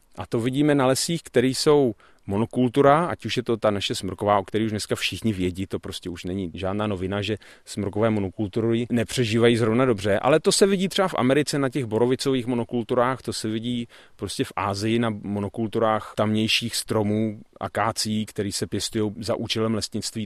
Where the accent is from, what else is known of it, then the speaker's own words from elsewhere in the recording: Bohemia, Czechia; Tady u nás v Čechách